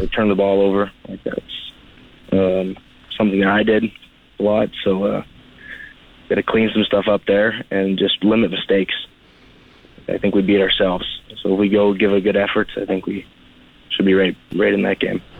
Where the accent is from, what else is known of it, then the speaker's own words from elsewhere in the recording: Swift Current, Saskatchewan, Canada; I'm from Swift Current, Saskatchewan.